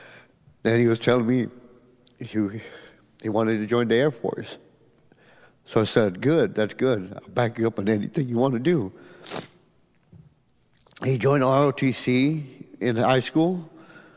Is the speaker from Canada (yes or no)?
no; Edinburg, Texas, United States; I'm from Edinburgh, Texas.